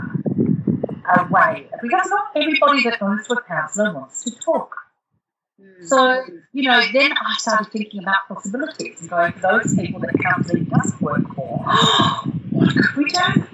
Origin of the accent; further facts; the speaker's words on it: Darwin, Northern Territory, Australia; moved away; also born or lived in Europe / Perth; We had very little entertainment when I was growing up in Darwin